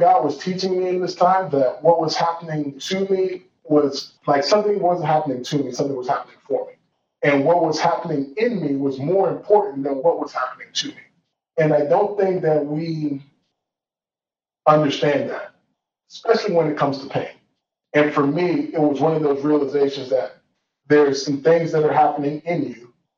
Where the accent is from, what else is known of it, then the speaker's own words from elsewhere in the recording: Georgia, United States; moved away as an adult; also born or lived in Washington, D.C. / Nigeria / Tulsa, Oklahoma; where I was born in D.C., where I grew up in Georgia, where I you know spent some formative years in Nigeria